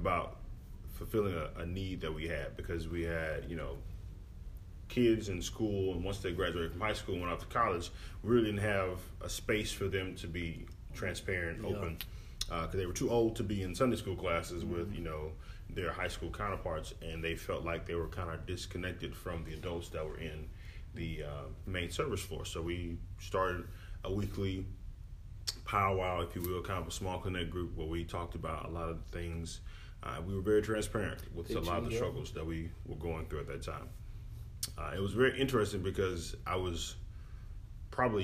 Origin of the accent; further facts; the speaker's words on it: Houston, Texas, United States; also born or lived in Henderson, East Texas; So I'm from Houston. Yeah. I was born and raised